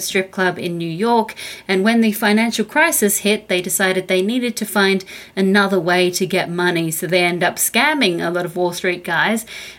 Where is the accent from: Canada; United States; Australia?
Australia; From Australia.